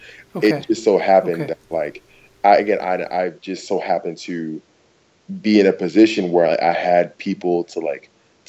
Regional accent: New York, United States; But, like, yeah, like, no, I'm from New York. Like, I've been stopped on the block all the time.

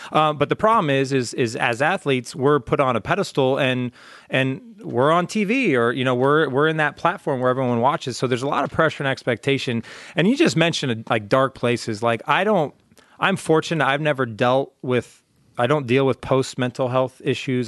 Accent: Orange County, California, United States; I'm from Orange County

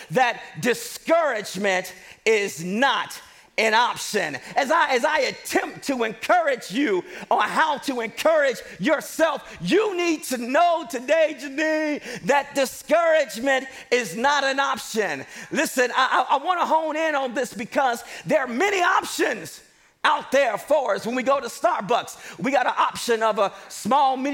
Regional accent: Chicago, Illinois, United States; moved away; I'm from Chicago, Illinois

